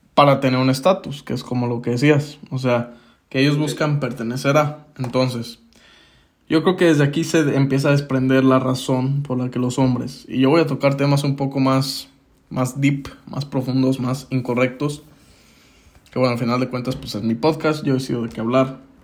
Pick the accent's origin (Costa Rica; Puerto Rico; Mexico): Mexico; acá en México